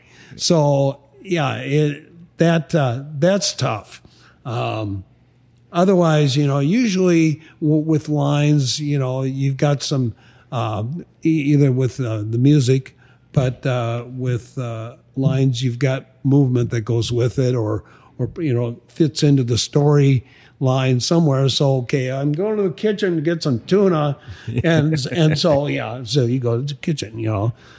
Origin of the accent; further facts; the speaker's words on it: Sioux Falls, South Dakota, United States; I'm from Sioux Falls, South Dakota. It's my hometown.